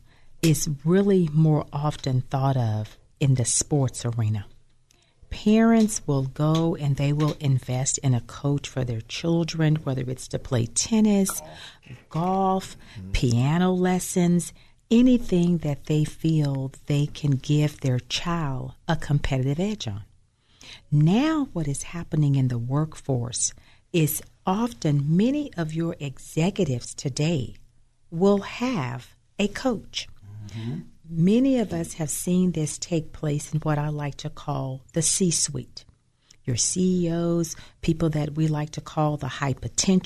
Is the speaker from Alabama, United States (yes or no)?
yes; Birmingham, Alabama, United States; moved away; also born or lived in Tennessee; my home is Birmingham, Alabama. I was born and raised there